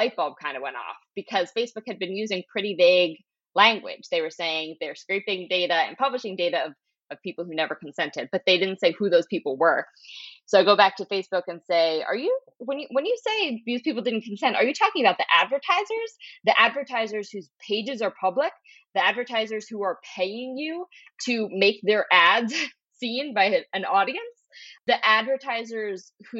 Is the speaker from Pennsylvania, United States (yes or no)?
yes; Philadelphia, Pennsylvania, United States; You're talking …. I'm from Philadelphia. Yeah. You gotta know.